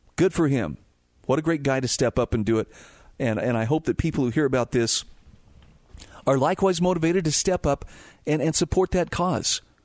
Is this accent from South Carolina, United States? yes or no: no; Twin Falls, Idaho, United States; I was growing up in Idaho